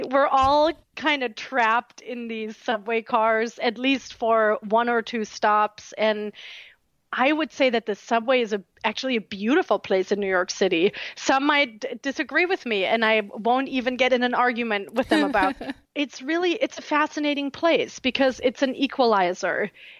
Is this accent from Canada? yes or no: no; Southern Germany, Germany; English is a second language; now in United States; I had trepidations about that because I'm from a very small town in southern Germany.